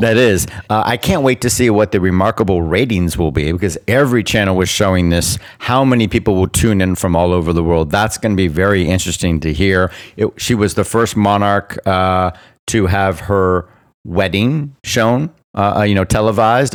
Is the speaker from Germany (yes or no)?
no; Bermuda; I am a British subject, colonial born, because I was born in Bermuda